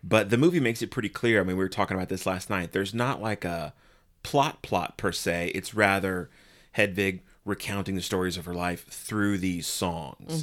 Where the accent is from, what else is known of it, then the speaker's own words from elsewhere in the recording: San Antonio, Texas, United States; I grew up in San Antonio